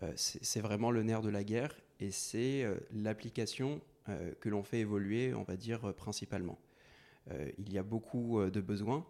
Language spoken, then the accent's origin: French; Courbevoie, Île-de-France, France; je, vis à Courbevoie depuis ma tendre enfance